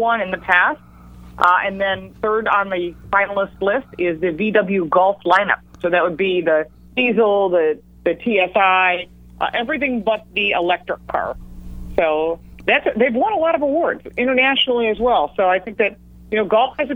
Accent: Dearborn, Michigan, United States; moved away; I'm originally from Dearborn.

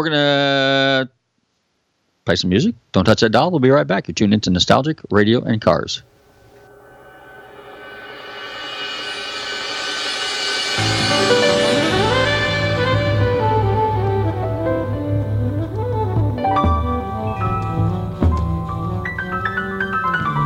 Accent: California, United States; moved away; my home state of California

